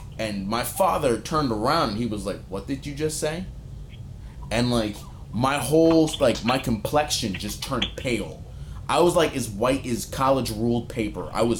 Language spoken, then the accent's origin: English; New York, United States; moved away; I'm from New York. I'm from the Bronx.